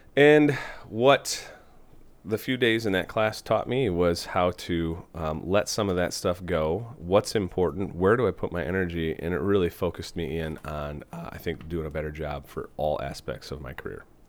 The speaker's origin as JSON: {"language": "English", "town": "Fall Creek", "region": "Wisconsin", "country": "United States", "tie": "born or raised there", "also_born_or_lived": "Platteville, Wisconsin / Iowa", "moved": "as an adult", "lives_now": "Des Moines, United States", "said": "I'm originally from Wisconsin. I uh, grew up in a small town, Fall Creek"}